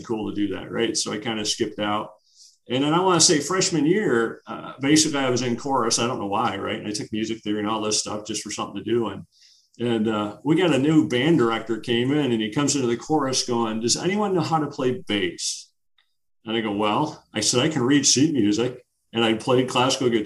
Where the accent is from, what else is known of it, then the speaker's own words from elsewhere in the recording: Rochester, New York, United States; I'm from Rochester, right? So Rochester is home of Genesee Brewing